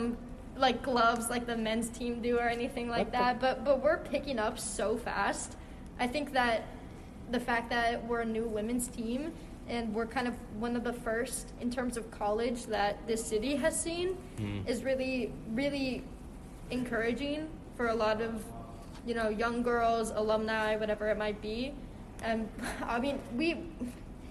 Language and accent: English; Columbus, Ohio, United States; moved away; where I'm from, girls don't play hockey. I'm from Ohio